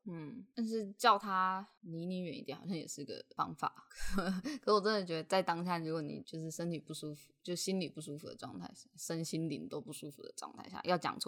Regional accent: Tainan, Taiwan; 因为我是台南人嘛，那我国高中基本上要不就 就是搭校车回家，要不就是妈妈来载

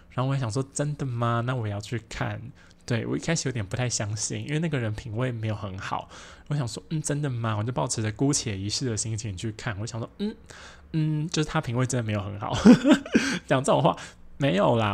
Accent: Taoyuan, Taiwan; 我们是高中同学嘛，我们都是桃园人

